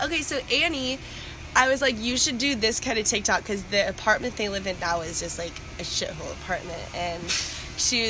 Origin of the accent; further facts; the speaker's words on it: Columbus, Ohio, United States; moved away as an adult; also born or lived in Harrisonburg, Virginia; I grew up in Columbus